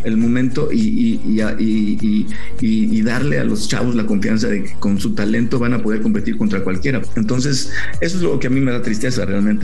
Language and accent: Spanish; Mexico